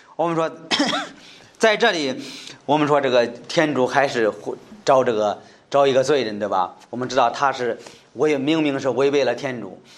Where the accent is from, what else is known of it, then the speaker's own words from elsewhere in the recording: China; 在我们中国人说是汉奸，是人非常讨厌、非常不接受的人